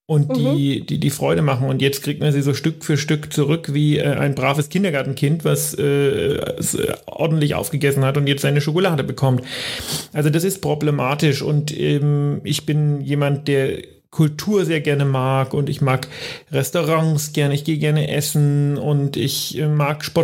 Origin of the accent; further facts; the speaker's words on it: Greiz, Thuringia, Germany; und ich komme ja selber aus Greiz, also aus dieser Stadt, die momentan so ein bisschen in den Medien ist als Corona-Hotspot